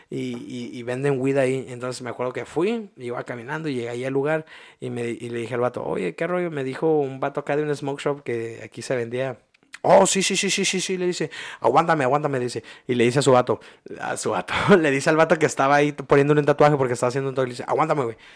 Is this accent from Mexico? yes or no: yes; Ensenada, Baja California, Mexico; also born or lived in San Luis; yo soy de aquí de Ensenada, pero yo vengo de acá, salud, yo vengo de acá de San Luis